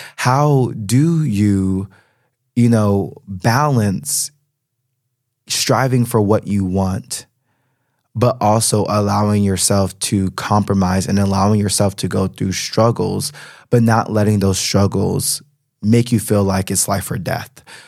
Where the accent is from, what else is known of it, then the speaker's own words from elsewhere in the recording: United States; moved away as an adult; now in Berlin, Germany; as an American citizen